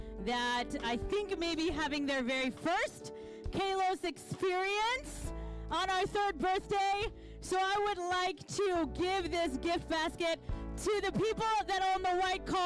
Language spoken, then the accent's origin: English; Kansas, United States; now in Pacific Northwest, United States; I am from Kansas